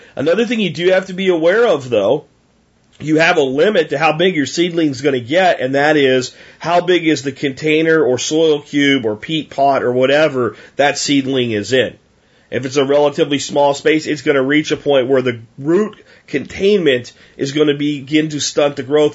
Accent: United States; We're Americans first

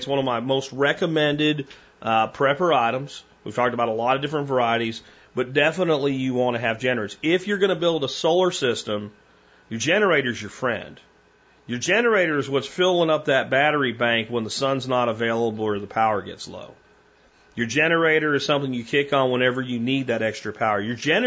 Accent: Dallas, Texas, United States; we're from the Dallas-Fort Worth area

